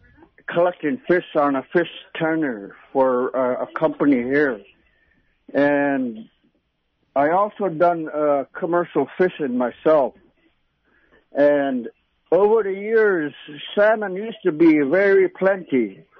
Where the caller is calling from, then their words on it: Yukon River, Alaska, United States; I'm calling from the Yukon River, from one of the biggest villages on the Yukon.